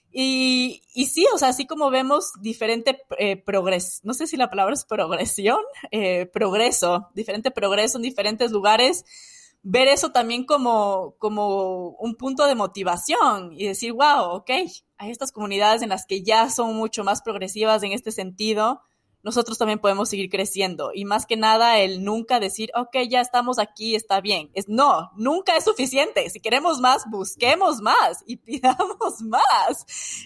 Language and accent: Spanish; Ecuador; moved away as an adult; now in United States; en mi país